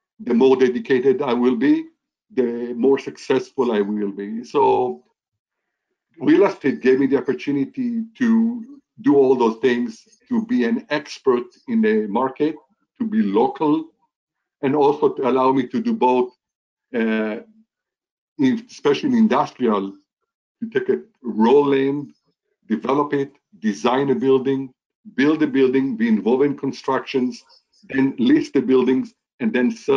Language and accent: English; Israel; moved away as an adult; now in Seattle, United States; I was born and raised in Israel, and in 1984, I came